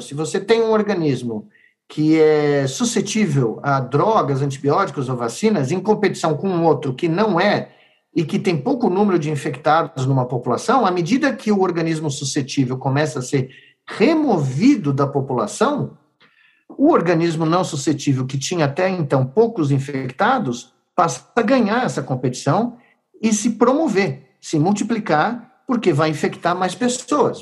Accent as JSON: {"language": "Portuguese", "country": "Brazil", "said": "nos anos que me restam como brasileiro"}